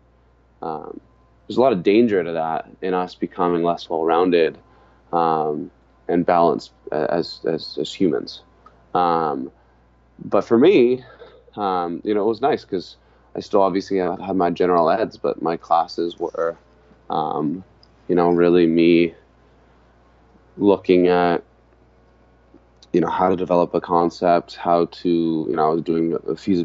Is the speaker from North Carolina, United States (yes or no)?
no; Santa Barbara, California, United States; also born or lived in Hawaii; I grew up in Santa Barbara, but I spent my summers and my winters with my family in Hawaii